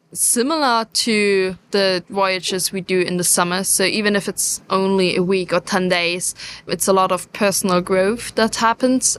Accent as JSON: {"language": "English", "country": "Germany", "said": "I am German, yes, so I, I'm not British"}